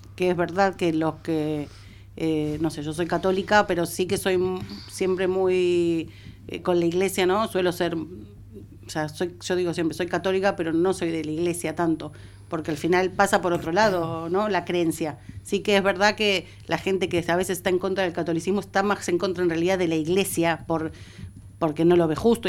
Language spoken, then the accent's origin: Spanish; Argentina; moved away; soy, soy argentina